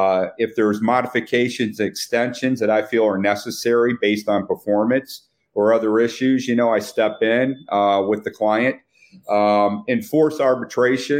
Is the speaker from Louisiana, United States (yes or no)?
no; Flint, Michigan, United States; moved away; I grew up in Flint, Michigan